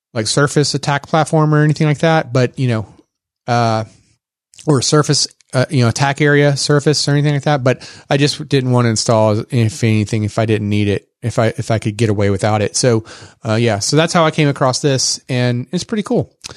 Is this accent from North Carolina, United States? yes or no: no; Texas, United States; accent: Texas; my Texas accent